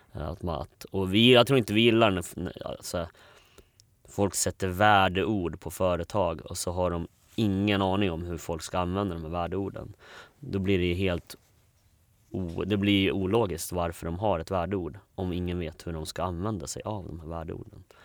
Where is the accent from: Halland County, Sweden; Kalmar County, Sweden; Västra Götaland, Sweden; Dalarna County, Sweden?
Dalarna County, Sweden; Borlänge; moved away as an adult; sen kom jag till en familj i, i Bålänge. Uh, eh, så vi var fem barn uh, och vi hade allt från fosterbarn till till eh, massa andra barn. Eh, så det var en ganska stor familj. Eh, och ja, där växte jag upp.